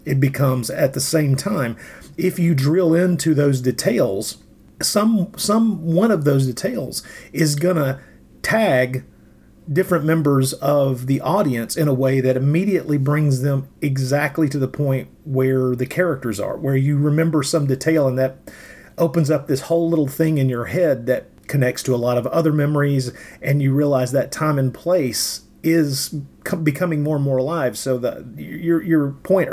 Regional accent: Tennessee, United States; I grew up in Tennessee

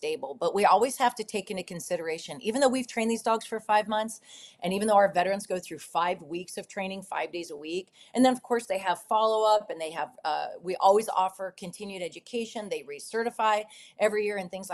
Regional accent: United States; I was born here

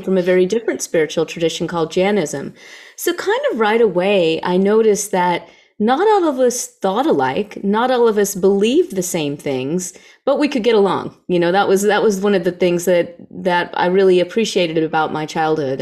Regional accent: the South, United States; I grew up in the South

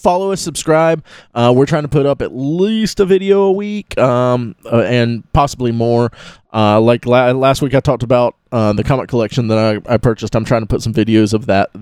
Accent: Live Oak, Florida, United States; I grew up in Live Oak.

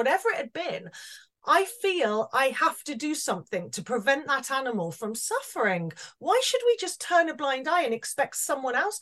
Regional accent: Wales, United Kingdom; it was very much a Welsh farm and a Welsh community

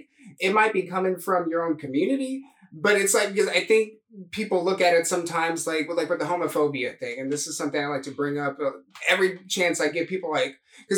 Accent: Memphis, Tennessee, United States; We grew up like in Memphis with that extended family.

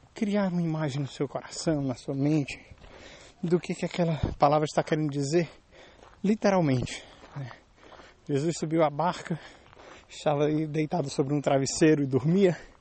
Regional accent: Brazil; now in Germany; Eu sou brasileiro, estou morando na Alemanha

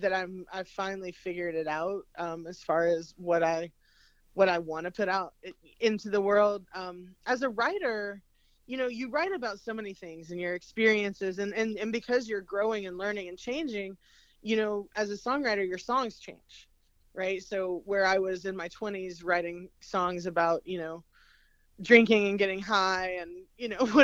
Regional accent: Appalachia, United States; I come from my family growing up in the Appalachian Mountains. You know, it's very bluegrass based, very roots music, old time music.

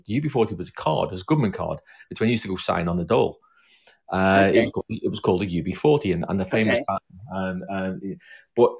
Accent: Liverpool, North West England, United Kingdom; now in South London, United Kingdom; I come from Liverpool. I was born there back in the 60s.

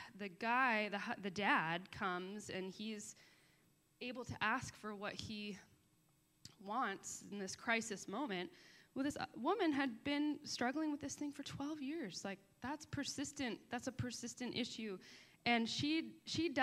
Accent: Boston, Massachusetts, United States; I grew up in Boston

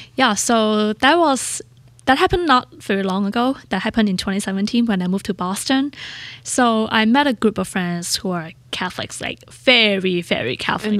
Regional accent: Hong Kong; English is a second language; moved away as an adult; also born or lived in San Diego, United States; now in United States; When I grew up in Hong Kong

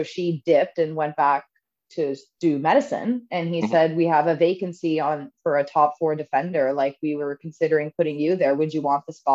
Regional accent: Ottawa, Ontario, Canada; I grew up in Ottawa and started playing the second I could walk

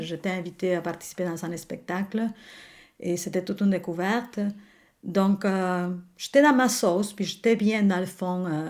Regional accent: Buenos Aires, Argentina; French is a second language; moved away as an adult; now in Quebec, Canada; je suis née à Buenos Aires

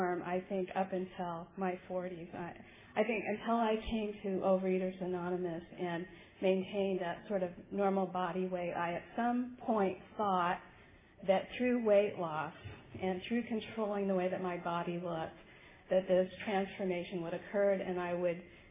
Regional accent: Hermosa Beach, California, United States; I grew up in Southern California, right on the beach in Hermosa Beach

